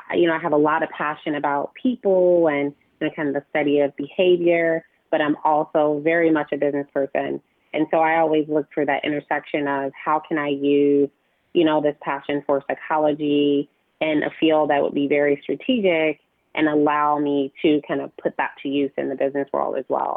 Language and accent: English; Chicago, Illinois, United States; moved away as an adult; also born or lived in Los Angeles; now in New York, United States; Born and raised in Chicago